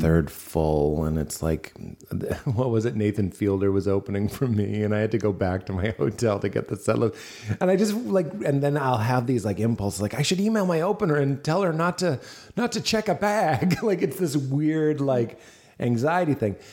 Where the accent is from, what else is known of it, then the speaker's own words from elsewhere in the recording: Boston, Massachusetts, United States; moved away; Boston, my hometown